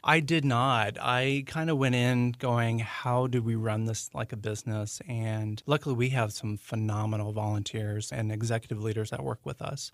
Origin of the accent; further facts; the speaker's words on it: Central Florida, United States; moved away as an adult; now in Maryland, United States; I am originally from Central Florida